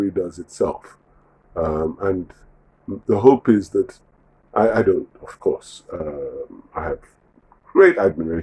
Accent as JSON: {"language": "English", "country": "Nigeria", "said": "I'm a Nigerian"}